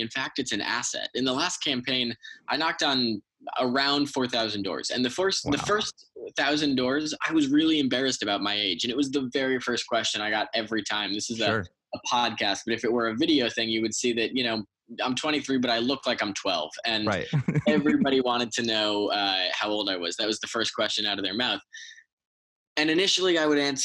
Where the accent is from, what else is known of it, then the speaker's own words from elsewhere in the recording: Westport, Connecticut, United States; the folks in Westport, my hometown